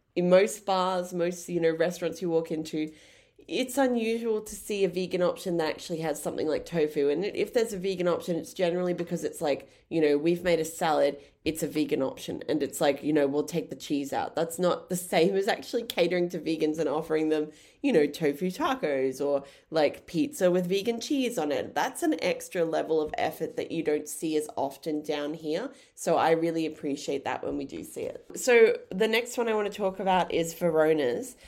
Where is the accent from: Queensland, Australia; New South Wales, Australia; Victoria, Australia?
Queensland, Australia; Brisbane; moved away as an adult; now in Tasmania, Australia; We're from Brisbane